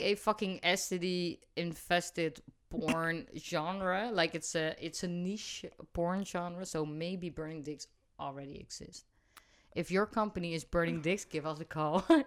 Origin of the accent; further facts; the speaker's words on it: Rotterdam, South Holland, Netherlands; I come from Rotterdam, so it's in my vocabulary